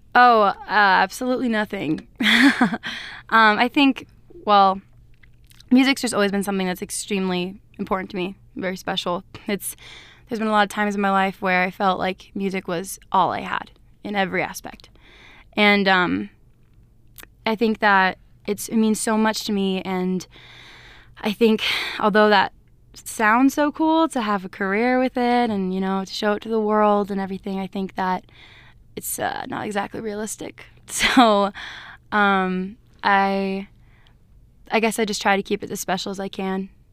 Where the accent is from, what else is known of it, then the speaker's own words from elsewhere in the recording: Everett, Washington, United States; I'm from Everett, Washington